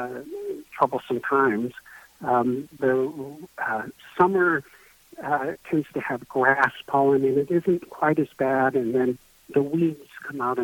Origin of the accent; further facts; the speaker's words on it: Belmont, United States; also born or lived in Arizona; I grew up in Belmont, trained in various places, and actually practiced in Arizona for a number of years before relocating back here.